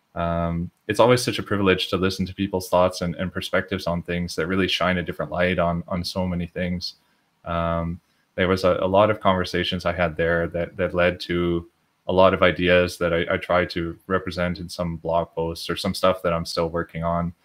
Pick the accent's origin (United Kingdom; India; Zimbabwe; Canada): Canada; Edmonton, Alberta; moved away as an adult; now in Belgium; I'm also from Edmonton, Edmonton Oilers.